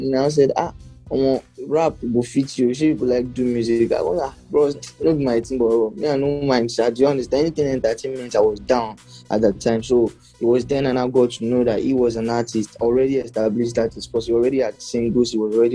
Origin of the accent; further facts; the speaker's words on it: Ilorin, Kwara, Nigeria; now in Lagos, Nigeria; But I came from Ilorin like to Lagos with the mindset that oh, I'm coming here to blow.